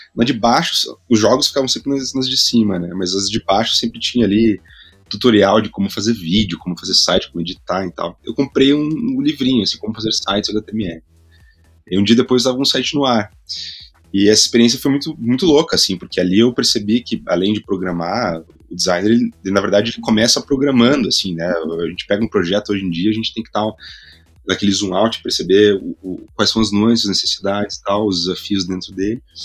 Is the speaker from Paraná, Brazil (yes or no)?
yes; Curitiba, Paraná, Brazil; also born or lived in Spain; sou de Curitiba, vou contextualizar um pouco, né? Nasci na, na, na periferia de Curitiba